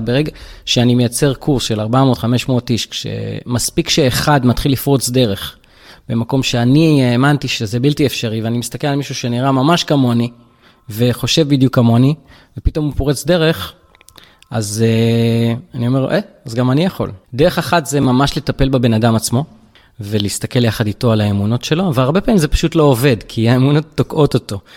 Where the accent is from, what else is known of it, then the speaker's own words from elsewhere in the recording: Tel Aviv-Yafo, Tel Aviv District, Israel; גדלתי ביפו ג'